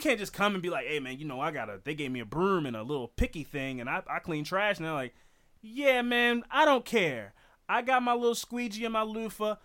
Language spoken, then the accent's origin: English; United States; in this country as an American